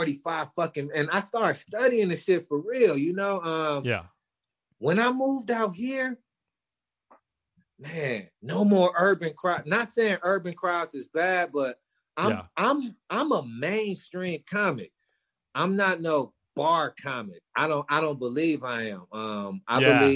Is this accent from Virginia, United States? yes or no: no; Milwaukee, Wisconsin, United States; moved away as an adult; now in Arizona, United States; I'm from Milwaukee